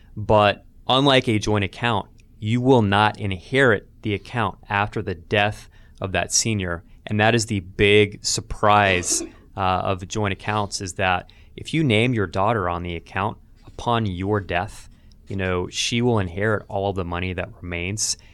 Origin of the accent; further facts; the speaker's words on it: Albany, Georgia, United States; in my hometown of Albany, Georgia